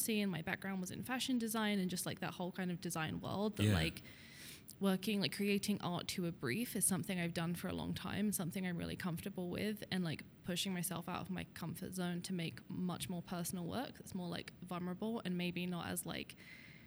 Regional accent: United Kingdom; moved away as an adult; now in Denver, United States

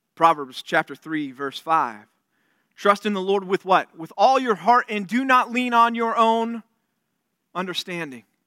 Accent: Texas, United States; growing up in Texas

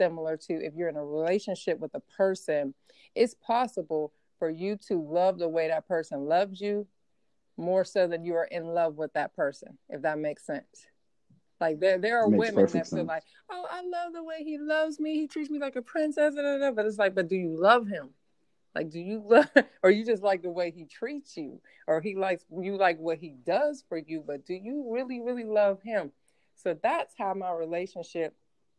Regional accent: Steubenville, Ohio, United States; moved away as an adult; I'm from Steubenville, Ohio. Like, people, you're born there, you die there, you rarely go on vacation, maybe to the lake down the road, but that's it, you know? And so, so my school, my high school team was going to camp at Ohio State. That was like the big camp in our area, right? And it's about 2.5 mm-hmm. hours from where I grew up

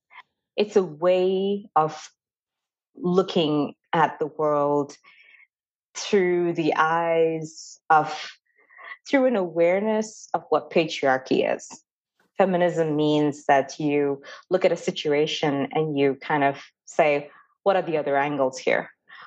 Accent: Dubai, United Arab Emirates; now in United States; I am from India and the caste system is not something that I really understand because I didn't grow up in India. I grew up in Dubai in the Middle East, and I'm currently in America

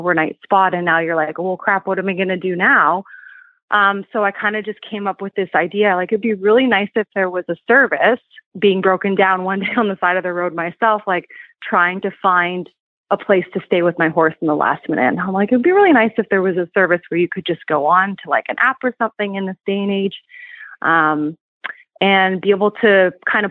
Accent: Canada; moved away; I'm originally actually from Canada

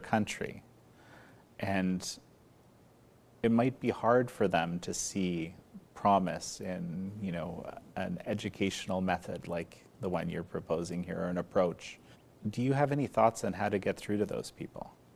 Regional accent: Canada; in Canada, my home country

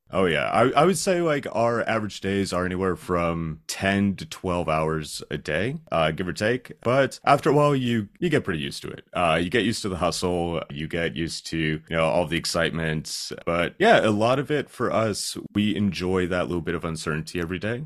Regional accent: Schuylkill County, Pennsylvania, United States; moved away as an adult; now in London, United Kingdom; I came from Schuylkill County, very, very small town, like, big coal mining area.

